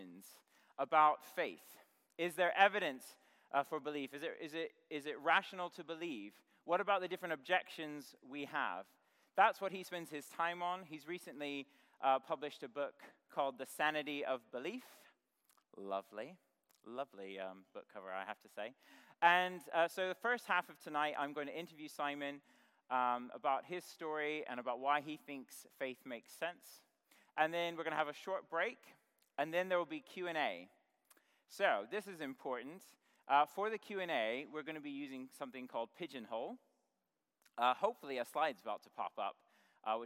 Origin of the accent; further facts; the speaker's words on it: United States; now in United Kingdom; I'm American, as you can probably tell, but I've lived in the UK for a long time now.